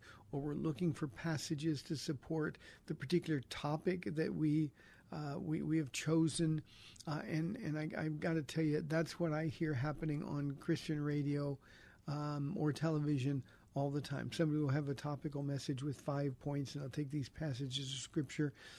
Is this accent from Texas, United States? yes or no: no; Iowa, United States; I was born in Iowa